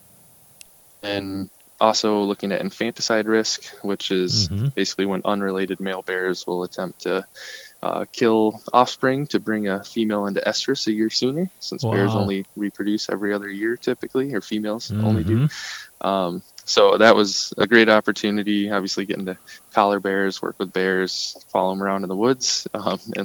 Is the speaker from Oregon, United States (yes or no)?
no; Marquette, Michigan, United States; also born or lived in Kalamazoo, Michigan; I'm actually from Marquette, at least since second grade, I think, when my family moved up to the UP from the Kalamazoo area